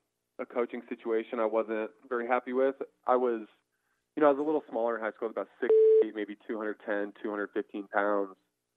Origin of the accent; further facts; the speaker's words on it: Colorado Springs, Colorado, United States; Yes, sir. Colorado Springs, Colorado.